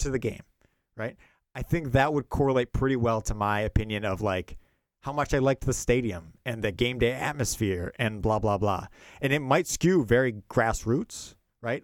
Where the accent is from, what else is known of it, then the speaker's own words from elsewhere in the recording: Milwaukee, Wisconsin, United States; moved away; also born or lived in Philadelphia; growing up in Milwaukee